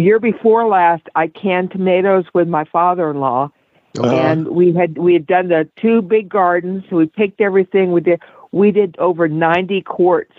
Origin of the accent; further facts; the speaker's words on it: West Texas, United States; I grew up in West Texas